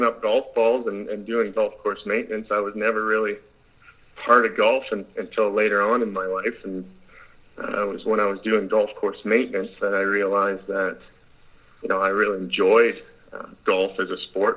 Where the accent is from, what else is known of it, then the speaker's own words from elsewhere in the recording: Canada; I'm Canadian